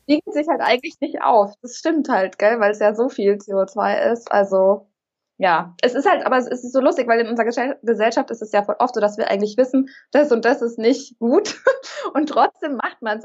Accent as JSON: {"language": "German", "town": "Munich", "region": "Bavaria", "country": "Germany", "said": "ich komme aus München"}